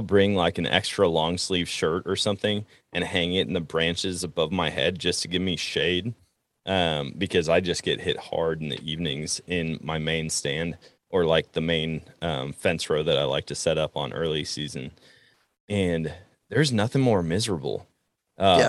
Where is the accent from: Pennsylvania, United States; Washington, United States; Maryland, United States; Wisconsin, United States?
Wisconsin, United States; moved away as an adult; now in Missouri, United States; I'm in Missouri, center of the country, and I was born and raised in Wisconsin where I learned to hunt